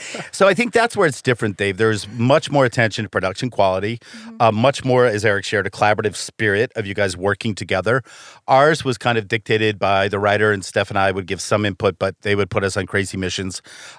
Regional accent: Saint Germain, Wisconsin, United States; also born or lived in Fond du Lac, Wisconsin / Milwaukee, Wisconsin; It's Saint Germain, my hometown.

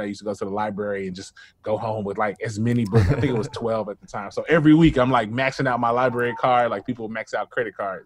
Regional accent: Memphis, Tennessee, United States; growing up for me as a Black male in Memphis, um, I grew up in White Haven

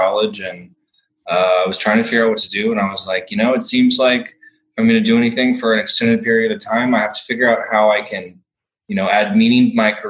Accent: Austin, Texas, United States; also born or lived in San Marcos, Texas; I was born here and I grew up here

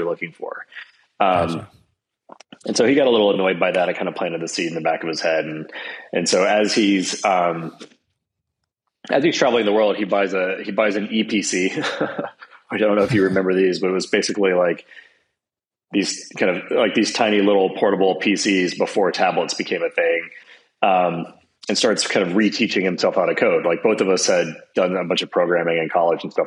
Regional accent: Atlanta, Georgia, United States; moved away as an adult; also born or lived in Boston / New York; We grew up in Atlanta together

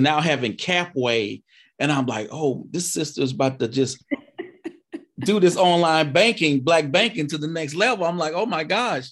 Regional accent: Mississippi, United States; I'm from Mississippi now

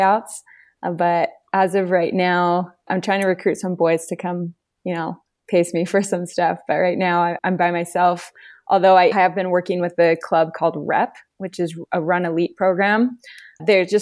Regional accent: Southern California, United States; moved away as an adult; also born or lived in Utah; I'm from Southern California

